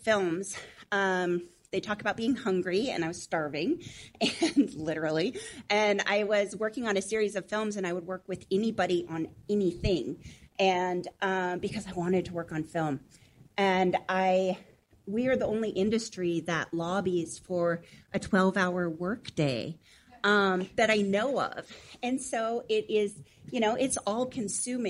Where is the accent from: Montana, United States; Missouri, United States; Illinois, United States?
Montana, United States; I grew up in Montana on a goat farm in a log cabin